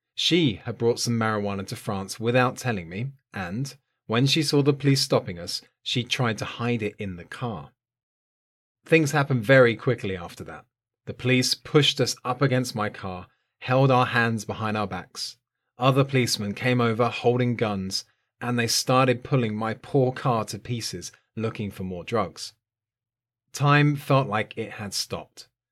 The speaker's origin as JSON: {"language": "English", "region": "south coast of England", "country": "United Kingdom", "tie": "born or raised there", "said": "was living on the south coast of England, in my hometown"}